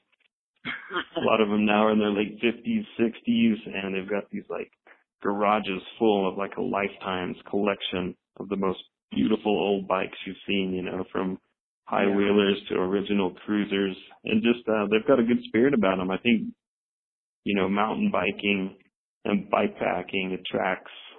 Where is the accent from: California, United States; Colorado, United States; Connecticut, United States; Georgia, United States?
Colorado, United States; Salida; I grew up in Salida